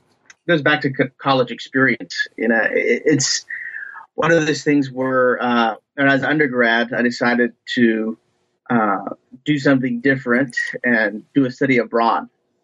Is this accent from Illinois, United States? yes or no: no; Ohio, United States; I'm originally from Ohio, from just basically the backwoods and farm country in Ohio